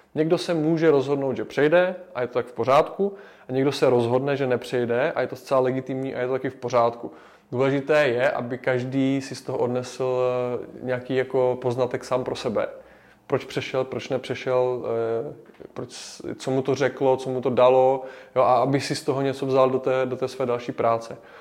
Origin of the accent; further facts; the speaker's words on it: Havířov, Moravian-Silesian Region, Czechia; moved away as an adult; also born or lived in Prague; now in Olomouc, Czechia; pocházím z Havířova, kde jsem vyrůstal